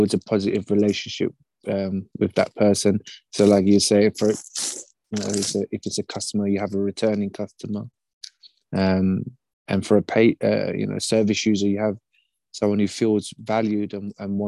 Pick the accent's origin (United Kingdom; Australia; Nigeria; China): United Kingdom; I'm British